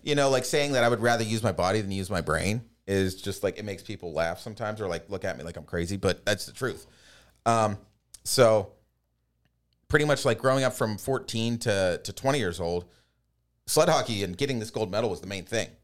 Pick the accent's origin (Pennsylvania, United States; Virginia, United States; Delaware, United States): Pennsylvania, United States; Pittsburgh; born or raised there